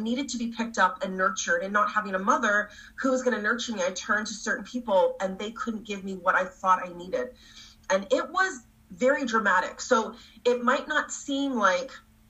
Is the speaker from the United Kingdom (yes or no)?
no; Canada; also born or lived in Toronto; I'm from Canada